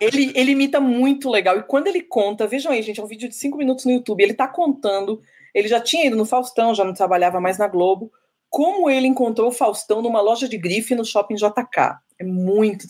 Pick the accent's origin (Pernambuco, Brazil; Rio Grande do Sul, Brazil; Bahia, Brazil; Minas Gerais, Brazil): Bahia, Brazil; Salvador; also born or lived in São Paulo; apesar de eu ser paulista, eu me identifico mais como soteropolitana, minha construção toda emocional e tudo, a pessoa que eu sou é de Salvador